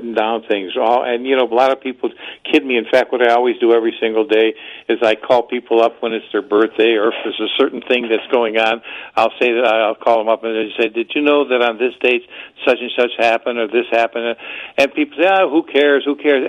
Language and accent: English; Cleveland, Ohio, United States; my hometown of Cleveland